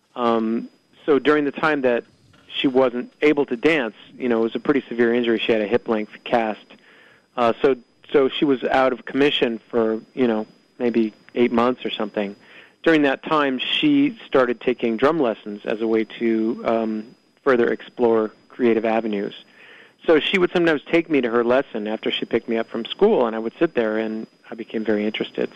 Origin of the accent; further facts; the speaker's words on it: Honolulu, Hawaii, United States; Growing up in Hawaii